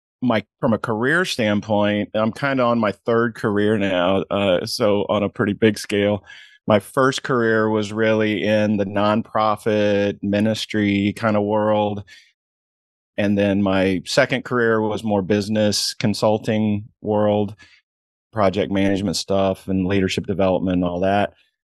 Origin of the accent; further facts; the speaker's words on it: Indiana, United States; Didn't grow up in golf. Basketball was my world. I grew up in Indiana. And back in my day, man, that was everything.